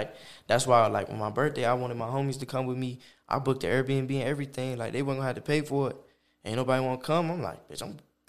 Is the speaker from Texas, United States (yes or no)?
no; Oklahoma, United States; Yeah, I grew up